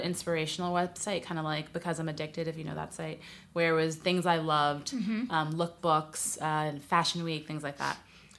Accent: New York City, New York, United States; moved away as an adult; now in Los Angeles, United States; I'm from New York City originally, but I've lived in LA a while now, about 12 years.

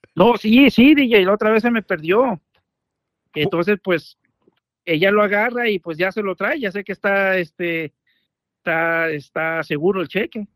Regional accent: Mexico City, Mexico; soy de la Ciudad de México.

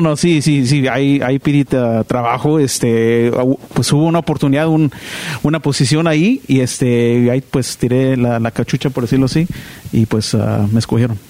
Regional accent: Southern California, United States; De, pues aquí del sur de California, pero mis papás de, de Guaymas, Sonora

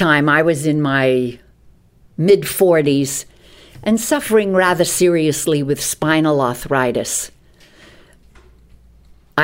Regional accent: New York City, New York, United States; I grew up in New York City

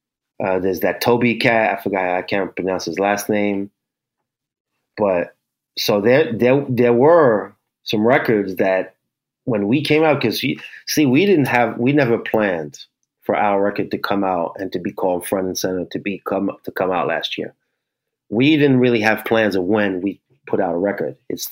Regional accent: New York, United States; I grew up in New York, what, 13, 14, 84, 85.

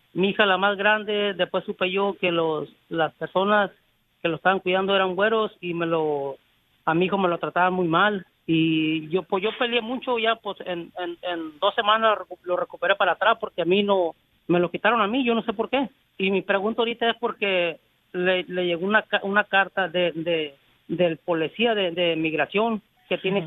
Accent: Mexico; los mexicanos ya somos

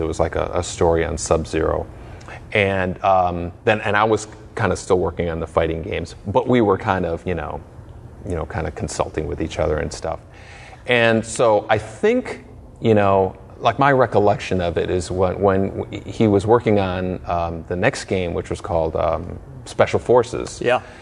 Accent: Chicago, Illinois, United States; I was born in Chicago

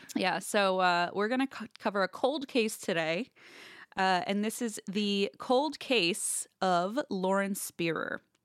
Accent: Midwest, United States; I'm from the Midwest

